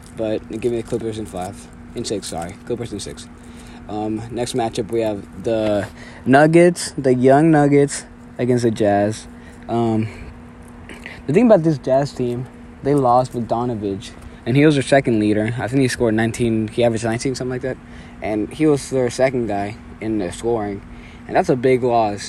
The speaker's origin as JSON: {"language": "English", "town": "Austin", "region": "Texas", "country": "United States", "tie": "born or raised there", "also_born_or_lived": "Mexico", "said": "I was born in Mexico. That's why uh, you might notice an accent. And I moved to uh, Austin, Texas, when I was nine"}